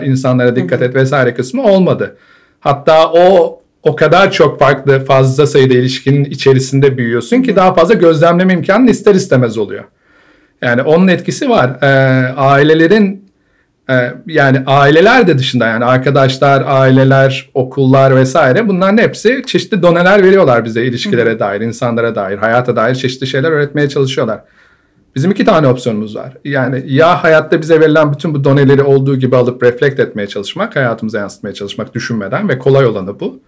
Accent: Ankara, Turkey; moved away as an adult; Ankaralıyım ben. Ankara'da doğdum. Ankara'da ilkokul, ortaokul, lise, üniversite e, Bilkent'te okudum.

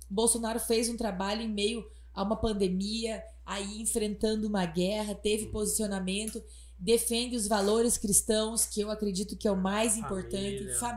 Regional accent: Palmas, Paraná, Brazil; now in Água Boa, Brazil; eu sou de Palmas

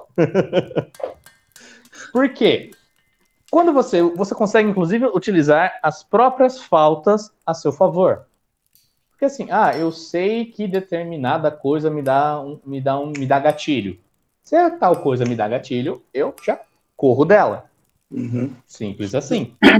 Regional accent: São Paulo, Brazil; sou paulista, então sou paulista

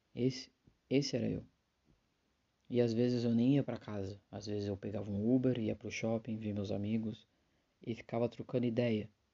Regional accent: a city in São Paulo, Brazil; eu sou de uma cidade de São Paulo

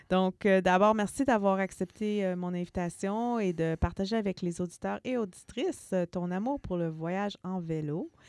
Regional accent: Saint-Jérôme, Quebec, Canada; moved away; j'ai grandi à Saint-Jérôme.

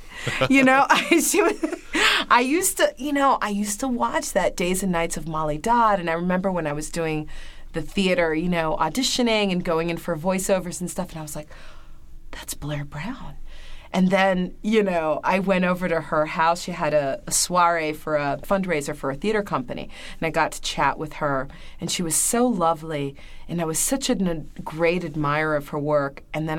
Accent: Brazil; and I'm from Brazil, you know? I'm from this, you know, small town in Brazil

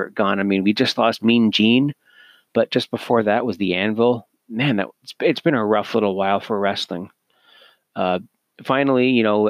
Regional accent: Canada; as Canadian myself

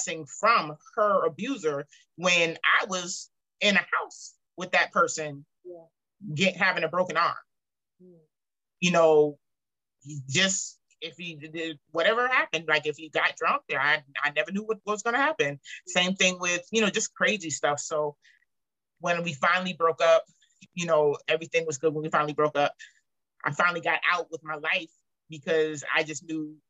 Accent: Charleston, South Carolina, United States; I'm from Charleston

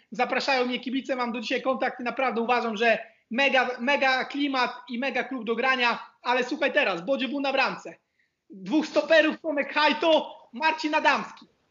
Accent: Poland; moved away as an adult; also born or lived in Croatia / Jordan; now in Split, Croatia; jak Polak rozmawiam

